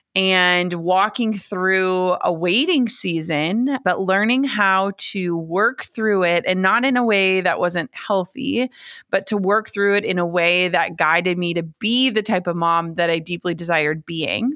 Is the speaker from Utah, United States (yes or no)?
no; Minnesota, United States; I grew up in Minnesota.